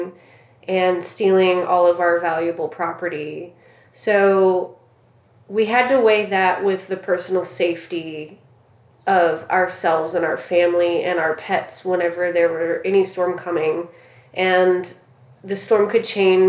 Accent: Southwest Louisiana, United States; Growing up in Southwest Louisiana, just 30 minutes from the coast

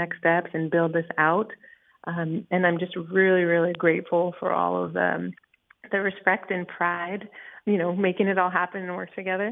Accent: Jurupa Valley, California, United States; also born or lived in Boston; So I'm actually from Jurupa Valley, now named Jurupa Valley, but originally

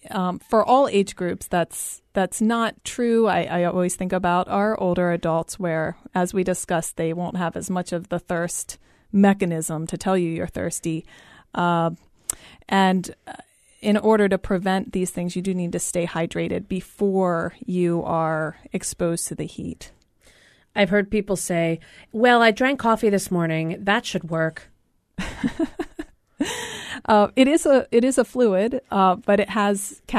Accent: East Coast, United States; moved away; I'm from the East Coast and it gets very, very, very humid there.

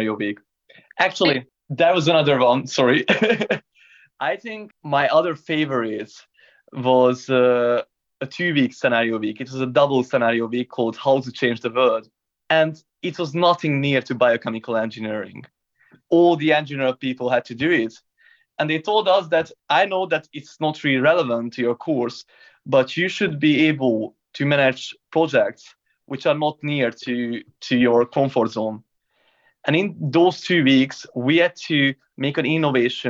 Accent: Hungary; now in London, United Kingdom; I'm from Hungary, from a small town with an impossible name.

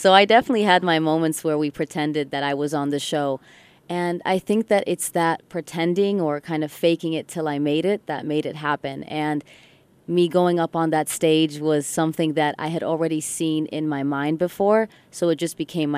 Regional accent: Ann Arbor, Michigan, United States; first language English; growing up in Ann Arbor, Michigan, and even though I've moved around, English has been my first language

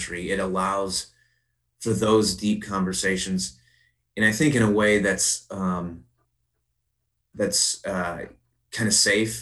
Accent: Princeton, Illinois, United States; I'm born and raised here and graduated high school here

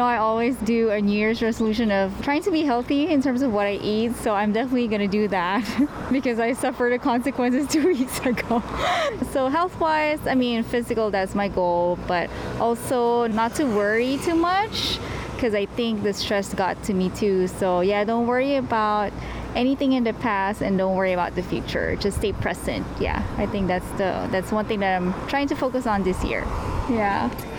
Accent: Honolulu, Hawaii, United States; I'm from Honolulu.

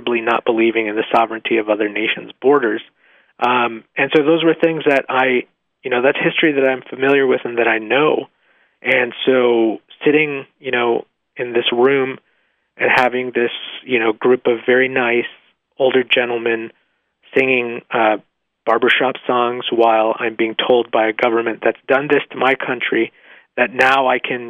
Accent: Mexico; now in United States; I was born in Mexico

